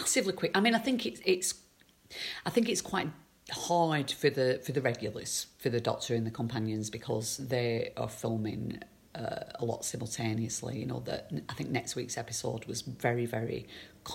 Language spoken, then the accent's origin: English; Accrington, North West England, United Kingdom; I'm from Accrington